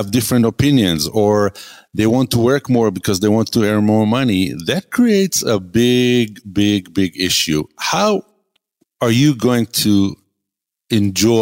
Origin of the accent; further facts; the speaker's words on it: Israel; moved away; I come from Israel. I moved here from Israel